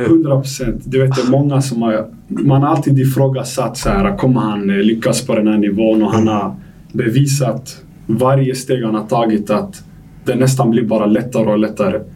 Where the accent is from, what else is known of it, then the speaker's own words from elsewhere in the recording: Stockholm, Stockholm County, Sweden; also born or lived in Algeria; now in Degerfors, Sweden; jag är uppväxt i Tensta